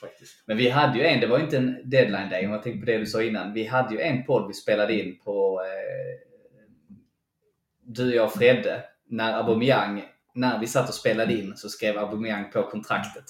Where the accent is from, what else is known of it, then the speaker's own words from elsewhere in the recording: Sweden; som svenskar